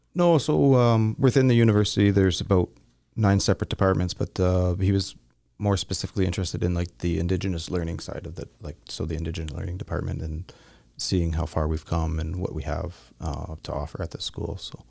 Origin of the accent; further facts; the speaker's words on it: Southern Ontario, Canada; I'm from Southern Ontario